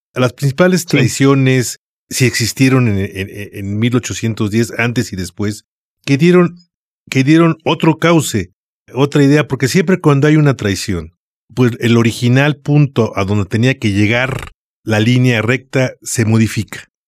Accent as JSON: {"language": "Spanish", "country": "Mexico", "said": "los mexicanos"}